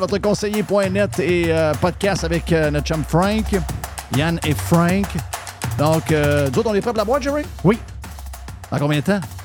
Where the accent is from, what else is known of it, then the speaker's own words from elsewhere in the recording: Quebec, Canada; je suis québécois